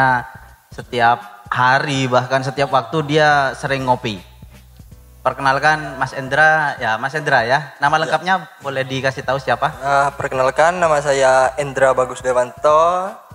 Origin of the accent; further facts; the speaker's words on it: Bangkalan, East Java, Indonesia; also born or lived in Surabaya; Saya asli Madura kebetulan.